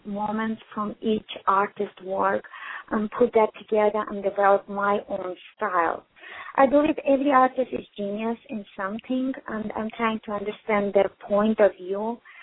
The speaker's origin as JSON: {"language": "English", "country": "Armenia", "also_born_or_lived": "Houston, Texas", "moved": "yes", "said": "I'm originally from Armenia."}